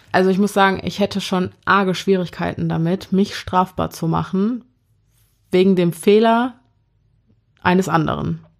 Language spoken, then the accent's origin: German; North Rhine-Westphalia, Germany; Wir kommen aus NRW und genauer wollen wir das nicht beantworten, weil wir paranoid sind.